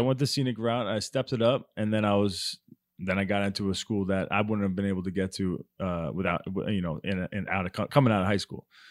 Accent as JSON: {"language": "English", "town": "Baldwin", "region": "New York", "country": "United States", "tie": "born or raised there", "moved": "yes", "said": "it's a town called Baldwin, Long Island, New York."}